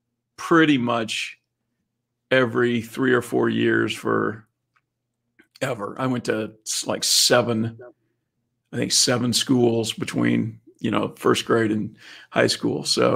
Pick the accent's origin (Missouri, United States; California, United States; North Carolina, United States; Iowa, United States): Missouri, United States; Cape Girardeau; I was born in Cape Girardeau, Missouri, which that's down in the southeast corner of Missouri.